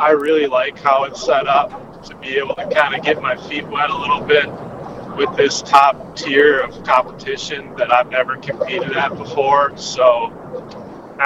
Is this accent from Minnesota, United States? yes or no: yes; Eagan, Minnesota, United States; I grew up in Eagan, Minnesota, so just south of the Twin Cities area.